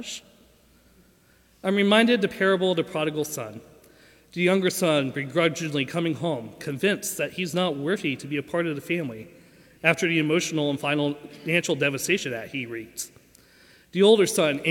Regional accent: Lawrenceville, Georgia, United States; I grew up at Lawrenceville First with all of you

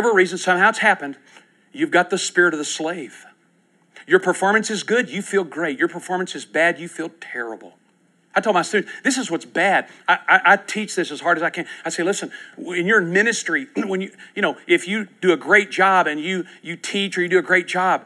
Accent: United States; I'm an American

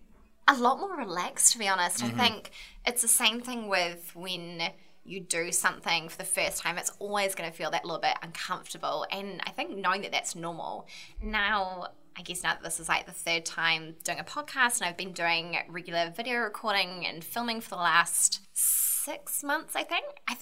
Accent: Ramarama, Auckland, New Zealand; also born or lived in Dunedin; Born and bred in Ramarama in the south of Auckland, really rural area.

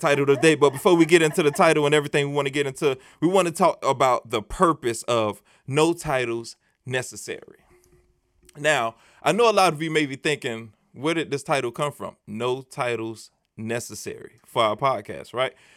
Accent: United States; I grew up in Scott Projects, and it's right down the street

